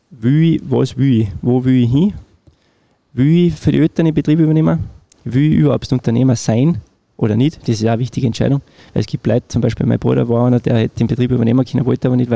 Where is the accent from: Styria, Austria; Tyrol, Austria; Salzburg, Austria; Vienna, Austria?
Salzburg, Austria; Wagrain; in Wagrein, äh, ja. Genau. ja. Mhm. Äh, meine Heimat.